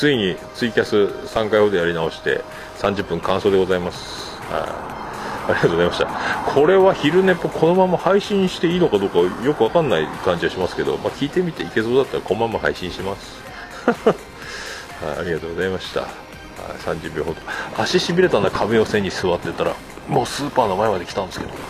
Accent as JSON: {"language": "Japanese", "region": "Kyushu", "country": "Japan", "also_born_or_lived": "Fukuoka", "said": "猫やんと僕は九州人"}